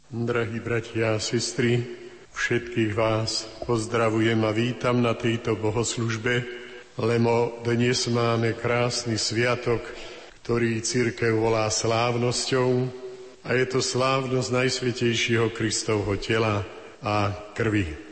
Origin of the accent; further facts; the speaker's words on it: Slovakia; sme kňazi zo Slovenska